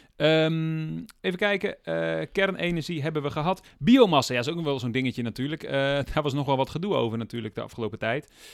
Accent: Groningen, Netherlands; ik kom uit Groningen

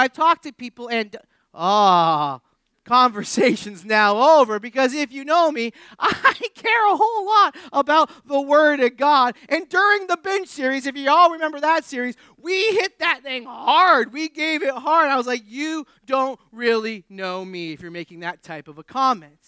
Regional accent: New England, United States; I grew up in New England.

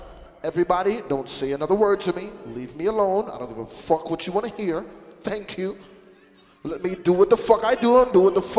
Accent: Jamaica; I'm happy to be as Jamaican as I am

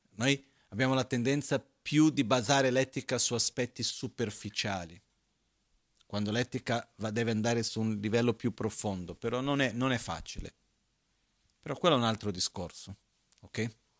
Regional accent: Tibet, China; sono cresciuto in monastero in Tibet, nella eh, cultura tibetana

